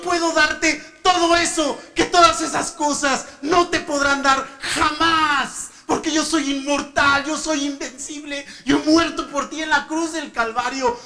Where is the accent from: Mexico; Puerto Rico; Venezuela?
Mexico; also born or lived in Morocco / Spain; yo como mexicano